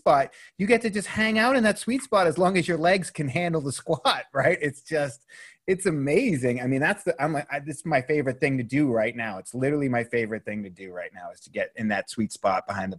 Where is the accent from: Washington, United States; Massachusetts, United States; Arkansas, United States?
Massachusetts, United States; Boston; I grew up in Boston